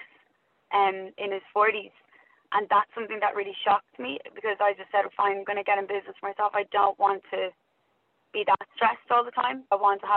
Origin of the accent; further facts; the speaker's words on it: Dublin, Leinster, Ireland; also born or lived in Australia / New Zealand; I grew up in Loughlinstown in South Dublin, so stayed there most of my life